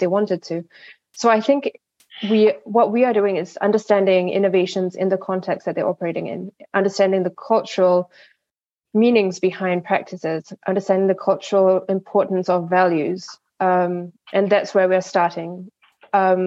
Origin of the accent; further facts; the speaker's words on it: Singapore; I come from Singapore